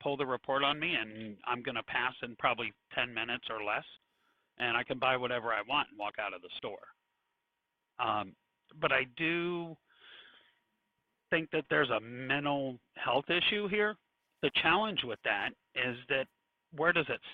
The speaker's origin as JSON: {"language": "English", "town": "Virginia Beach", "region": "Virginia", "country": "United States", "moved": "yes", "lives_now": "Texas, United States", "said": "I'm from the Virginia Beach, North Outer Banks area"}